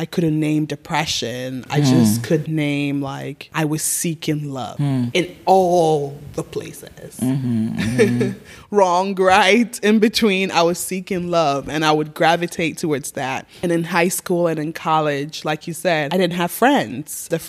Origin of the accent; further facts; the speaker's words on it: Ghana; moved away; also born or lived in Nigeria; I grew up in Africa.